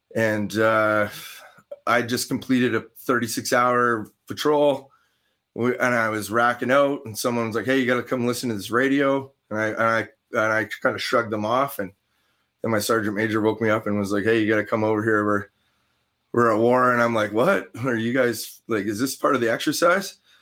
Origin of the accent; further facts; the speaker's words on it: Canada; as a Canadian